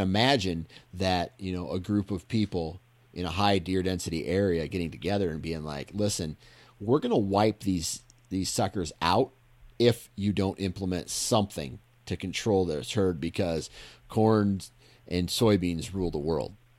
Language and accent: English; Iowa, United States; I grew up in Iowa